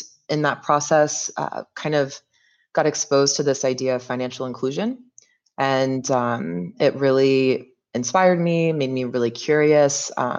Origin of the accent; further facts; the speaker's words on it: North Carolina, United States; moved away as an adult; also born or lived in Mauritania; I am from North Carolina, born and raised. I spent my first 21 years in that state, so didn't bounce around too much.